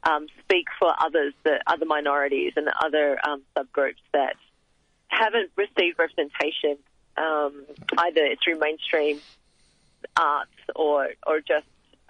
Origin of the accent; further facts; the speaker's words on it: Frankston, Victoria, Australia; coming from immigrants, there always was that feeling that, well, I was born here, but what is it about being Australian that means something to me?